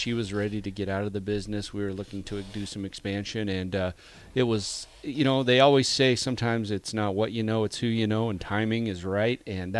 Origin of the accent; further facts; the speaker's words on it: Nebraska, United States; Being born and raised in Nebraska